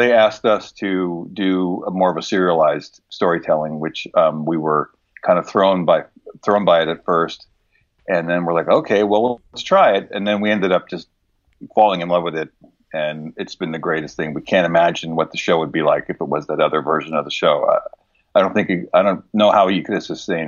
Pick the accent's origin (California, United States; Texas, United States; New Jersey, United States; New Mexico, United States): New Jersey, United States; my growing up in New Jersey